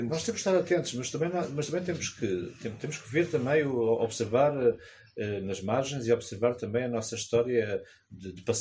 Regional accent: Almada, Lisbon, Portugal; eu sou muito da rua e observo, venho da Almada

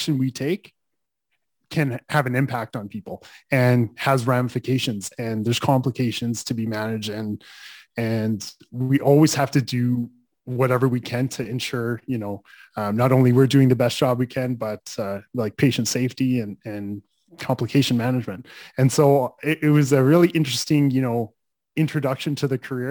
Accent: Calgary, Alberta, Canada; I grew up in Calgary

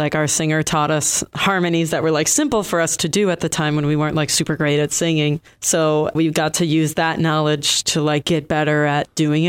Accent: Detroit, Michigan, United States; moved away as an adult; now in Boston, United States; We hail from Detroit.

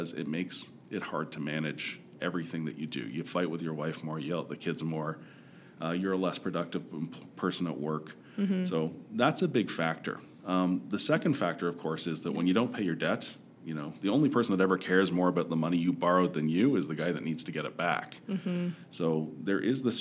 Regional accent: Toronto, Ontario, Canada; now in Calgary, Canada; I'm from Toronto originally

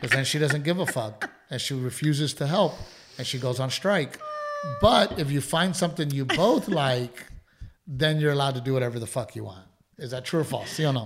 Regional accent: Gregory-Portland, Texas, United States; moved away; growing up in Gregory Portland

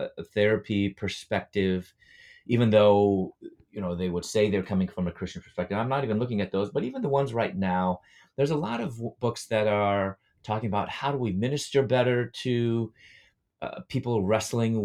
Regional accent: Chicago, Illinois, United States; moved away as an adult; also born or lived in Louisville / Atlanta, Georgia; I'm from Chicago, and I was living in Louisville at that time

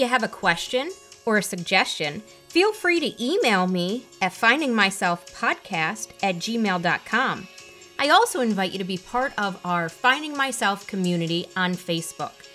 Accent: Detroit, Michigan, United States; I'm from the Detroit area

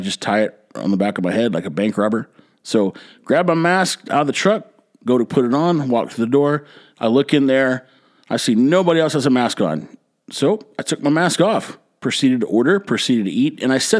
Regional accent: Texas, United States; Growing up in Texas, spending a lot of time in San Antonio or Houston, a lot of time near South Texas, I heard a lot of Mexican radio

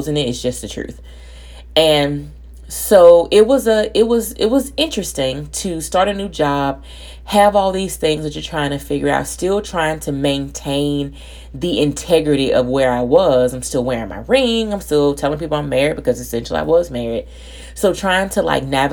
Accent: Birmingham, Alabama, United States; moved away as an adult; now in Louisiana, United States; I'm from Alabama

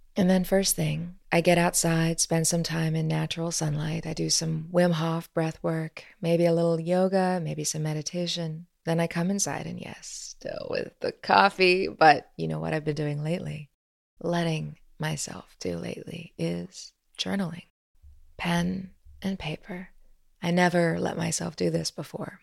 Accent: Midwest, United States; Growing up in the Midwest

